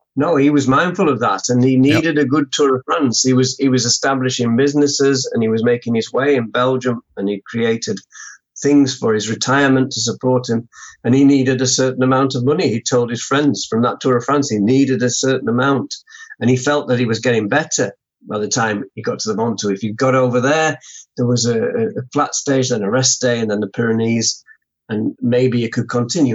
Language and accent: English; United Kingdom